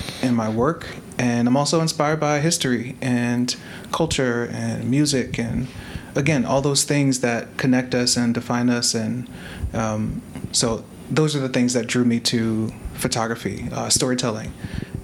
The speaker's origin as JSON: {"language": "English", "region": "Maryland", "country": "United States", "tie": "born or raised there", "moved": "yes", "lives_now": "Philadelphia, United States", "said": "I grew up in Maryland in the suburbs"}